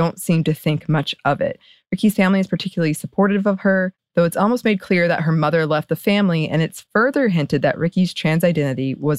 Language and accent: English; West Virginia, United States; And given that I'm from West Virginia, its Appalachian setting called to something inside of me.